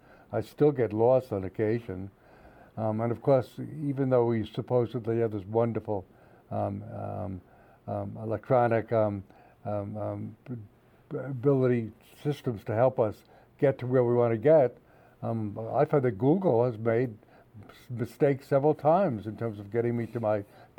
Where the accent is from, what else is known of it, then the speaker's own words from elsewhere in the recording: outside of New York City, New Jersey, United States; moved away as an adult; also born or lived in Chicago / California; now in Pittsburgh, United States; I grew up outside of in New Jersey, outside of New York City, but then I went to Chicago and lived there where I took my PhD at Northwestern. And then I taught in California for 6 years before I came to Pittsburgh.